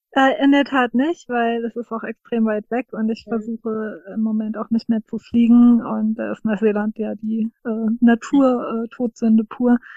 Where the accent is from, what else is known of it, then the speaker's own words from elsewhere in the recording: Rhine-Main area, Germany; das Rhein-Main-Gebiet empfohlen und dann ist sie eben äh, hierher gekommen, was witzigerweise meine Heimatregion ist